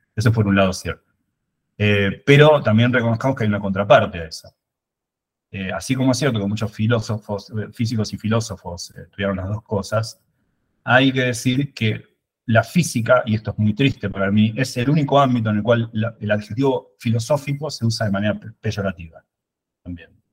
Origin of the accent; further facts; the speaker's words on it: Buenos Aires, Argentina; moved away; Yo soy de Buenos Aires.